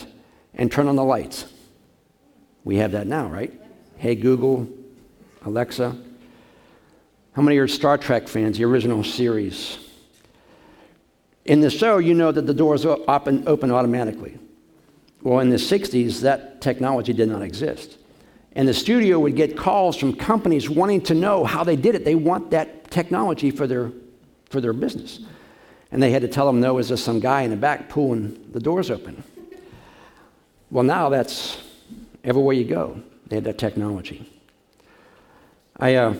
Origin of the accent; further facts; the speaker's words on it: Pittsburgh, Pennsylvania, United States; I'm from Pittsburgh